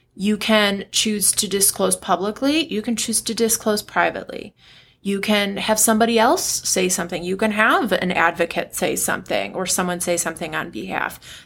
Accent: United States; I'm American

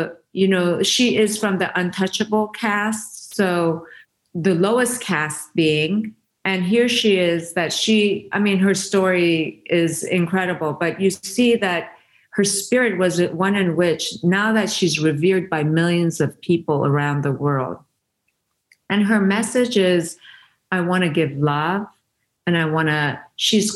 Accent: Iran; first language Persian; English is a second language; moved away; I was Persian

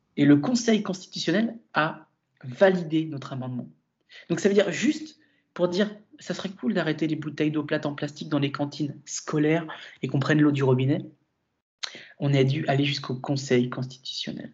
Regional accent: Brittany, France; also born or lived in La Rochelle; Et je suis breton. Je suis fier d'être breton.

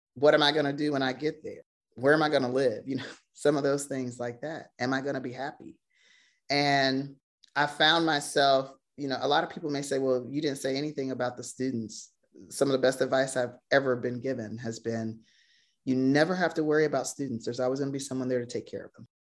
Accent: Virginia, United States; I am born and raised in Virginia

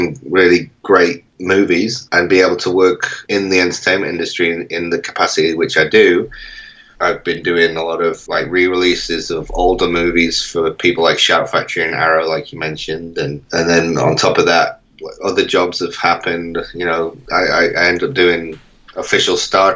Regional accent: Manchester, North West England, United Kingdom; I was born in Manchester and grew up there for most of my life

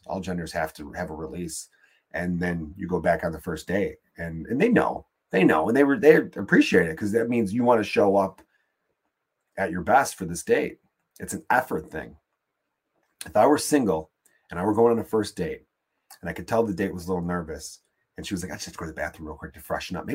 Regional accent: Chicago, Illinois, United States; I'm from Chicago. I'm in New York for just a minute

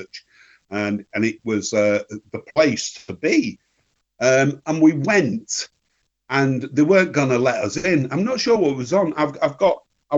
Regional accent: Northern England, United Kingdom; being English and Northern and scruffy

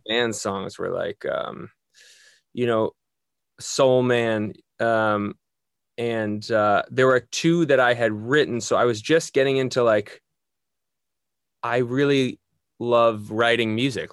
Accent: just outside New York City, United States; moved away as an adult; now in Los Angeles, United States; Born and raised just outside New York City.

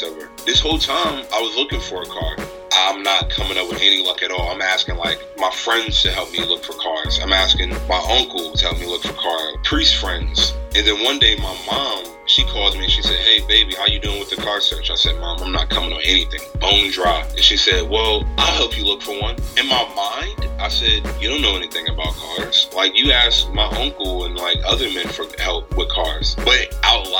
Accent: Maryland, United States; I'm from Maryland

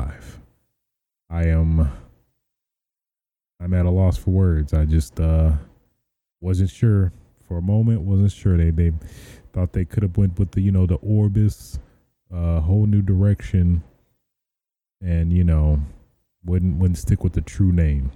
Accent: Michigan, United States; now in Los Angeles, United States; I'm originally from Michigan

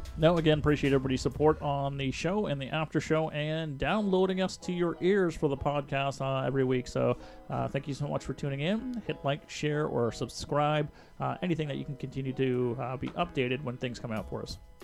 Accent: Canada; as a Canadian

